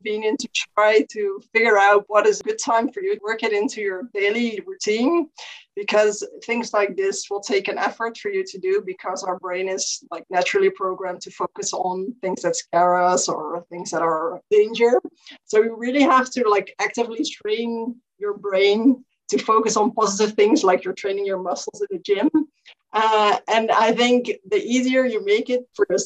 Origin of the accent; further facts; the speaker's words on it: Netherlands; I'm from the Netherlands